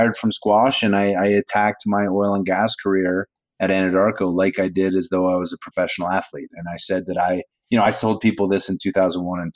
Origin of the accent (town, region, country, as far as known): Calgary, Alberta, Canada; born or raised there; also born or lived in New York